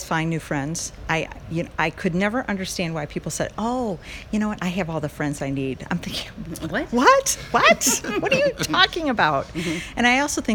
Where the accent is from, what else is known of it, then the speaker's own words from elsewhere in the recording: Texas, United States; accent: hick; I'm from Texas, so I have this real hick sound to my accent